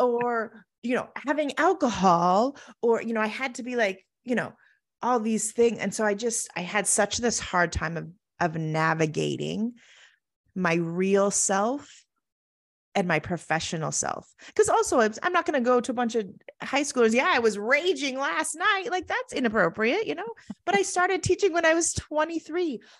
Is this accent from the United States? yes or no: yes; Oregon, United States; moved away as an adult; also born or lived in Arizona; I grew up in Oregon, very small, rural school